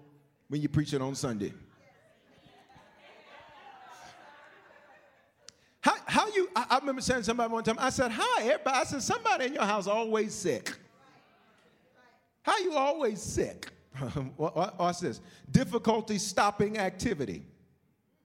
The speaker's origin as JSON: {"language": "English", "region": "the South", "country": "United States", "tie": "born or raised there", "moved": "yes", "said": "When I grew up in the South"}